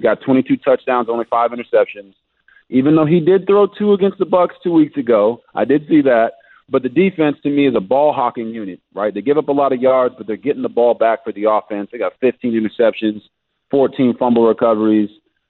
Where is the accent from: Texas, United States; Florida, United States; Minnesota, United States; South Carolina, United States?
Texas, United States; moved away; I played in Washington and I grew up in Texas